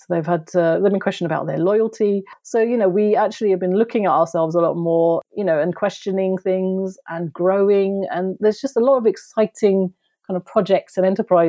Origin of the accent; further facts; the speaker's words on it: Kent, South East England, United Kingdom; also born or lived in London; I left London because I was living in London as well at that time, even though I'm from Kent. And I moved back to Kent with my mum